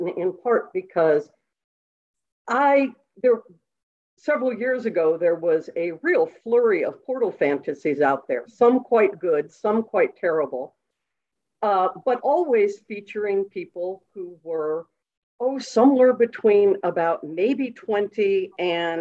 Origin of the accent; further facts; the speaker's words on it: Washington, District of Columbia, United States; moved away as an adult; also born or lived in New York; I grew up in Washington, D.C.